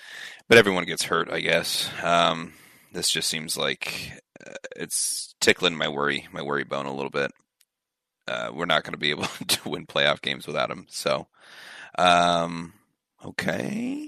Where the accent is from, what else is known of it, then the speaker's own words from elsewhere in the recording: Seattle, Washington, United States; I'm born and raised in Seattle